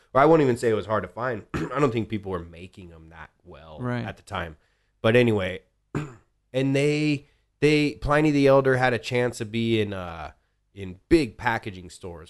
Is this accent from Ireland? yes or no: yes; Ireland; I'm Irish, so I'll say it was an old Irish joke.